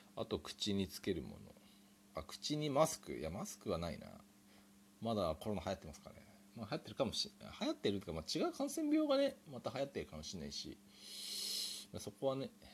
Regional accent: Japan; 日本で生まれ育ちました

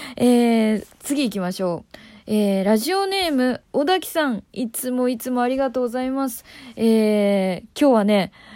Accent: Tokyo, Japan; 私東京出身なんですけど

